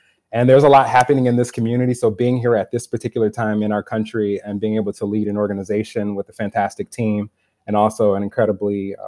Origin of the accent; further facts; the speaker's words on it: Detroit, Michigan, United States; moved away as an adult; now in St. Paul, United States; I'm originally from Detroit, Michigan. I actually spent my entire professional and personal life there up until recently, where I uprooted everything that I knew and moved to St. Paul. But I would say just growing up in Detroit